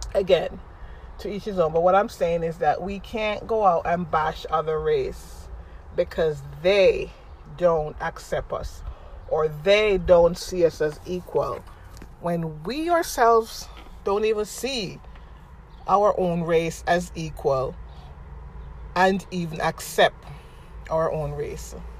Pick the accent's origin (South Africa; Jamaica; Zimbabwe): Jamaica; now in United States; I'm a Jamaican living in America